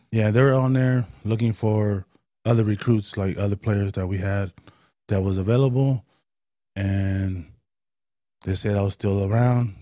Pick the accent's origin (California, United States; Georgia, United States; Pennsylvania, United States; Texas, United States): California, United States; Oakland; moved away; also born or lived in Stockton / Las Vegas; Uh, East Oakland. Grew up in East Oakland